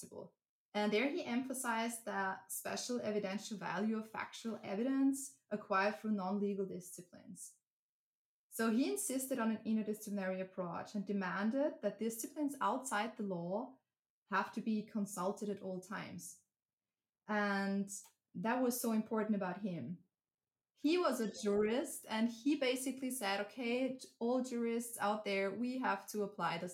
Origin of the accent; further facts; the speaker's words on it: Upper Styria, Austria; also born or lived in Graz, Austria; So I'm originally from a very small town in Upper Styria. So I'm from Austria